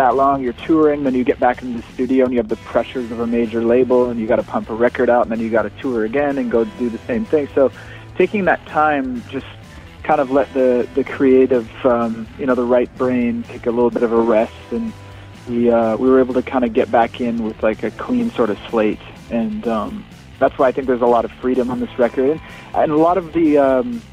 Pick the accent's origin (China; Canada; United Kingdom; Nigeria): Canada; I'm the one from Canada